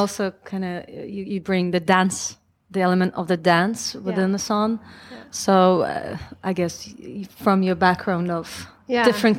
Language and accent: English; Kazakhstan; now in Toronto, Canada; I am myself Russian from Kazakhstan.